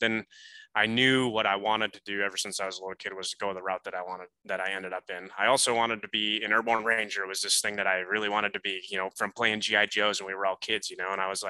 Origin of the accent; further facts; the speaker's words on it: La Crosse, Wisconsin, United States; moved away as an adult; I grew up in Wisconsin, right on in the Mississippi River Valley, La Crosse area. It's like West Central. So, actually people think it's all flat in the Midwest, but where I'm from specifically is the Bluff Country.